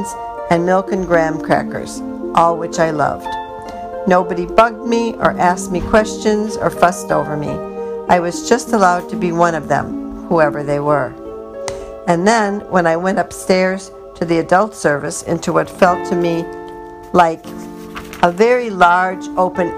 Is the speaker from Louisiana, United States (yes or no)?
no; Chicago, Illinois, United States; also born or lived in England; my mom, now a war bride, and I came to the States on the Queen Mary to live with my dad and his Orthodox Jewish parents in the Humboldt Park neighborhood of Chicago